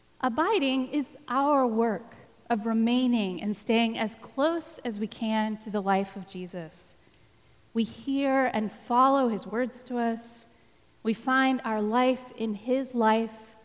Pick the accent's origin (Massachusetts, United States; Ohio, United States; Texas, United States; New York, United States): Texas, United States; you're going to have to forgive my pronunciation because I am from Texas